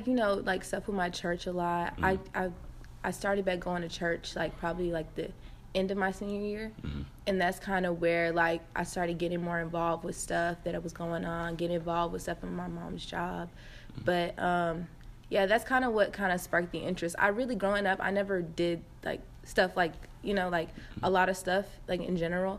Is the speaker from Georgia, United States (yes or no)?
yes; Atlanta, Georgia, United States; moved away; I'm from Atlanta, Georgia